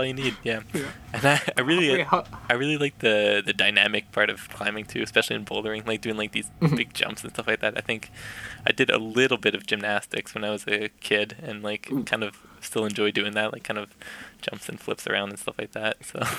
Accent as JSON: {"language": "English", "region": "Yukon", "country": "Canada", "tie": "born or raised there", "said": "Definitely. I think my, growing up definitely had shaped that for sure."}